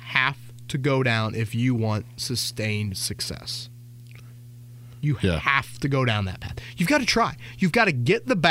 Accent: Indiana, United States; We're from Indiana.

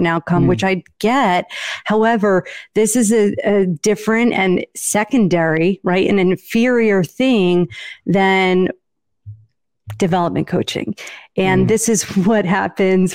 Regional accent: Northeast, United States; I'm from the Northeast

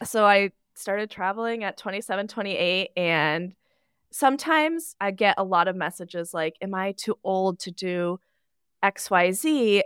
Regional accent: Nebraska, United States; I am from Nebraska. flyover state.

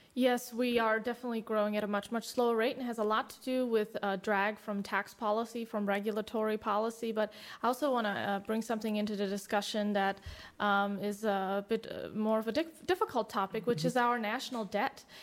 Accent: Germany; now in United States; I come from Germany

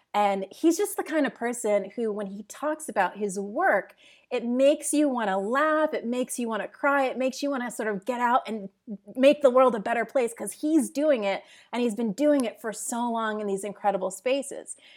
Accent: upstate New York, United States; moved away as an adult; also born or lived in Jamaica; now in Portugal; I was born in Jamaica originally and, uh, moved to the U S with my family when I was three years old to upstate New York

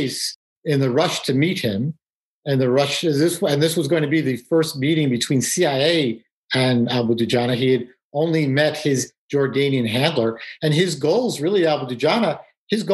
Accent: New York City, New York, United States; moved away; I grew up in New York City

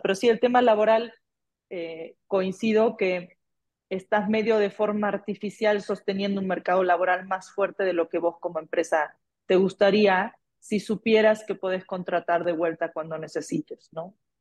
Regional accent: Argentina; Como Argentina ya sabemos vivir en inflación

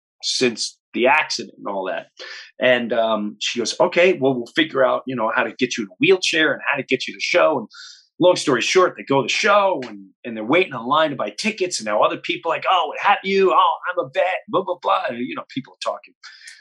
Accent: Long Island, New York, United States; also born or lived in Florida; So I grew up in Long Island, and then my parents did the law. They retire. They moved to Florida.

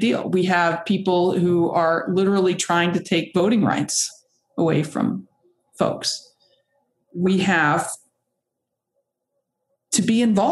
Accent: Kentucky, United States; moved away as an adult; also born or lived in San Diego, California; growing up here in Kentucky

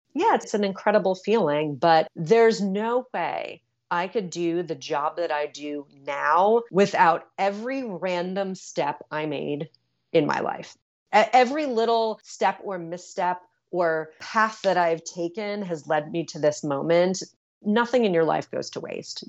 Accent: New York City, New York, United States; I'm such a New Yorker

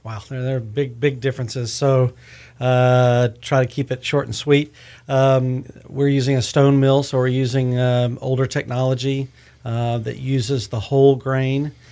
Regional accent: Houston, Texas, United States; now in Austin, United States; I'm originally from Houston

